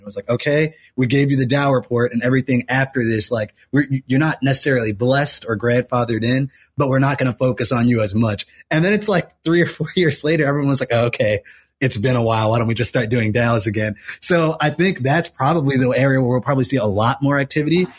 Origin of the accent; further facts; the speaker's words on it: United States; as an American